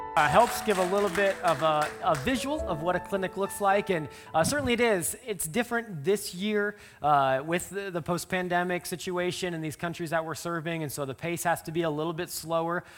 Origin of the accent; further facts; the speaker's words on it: just south of Omaha, Nebraska, United States; moved away; I grew up there just south of Omaha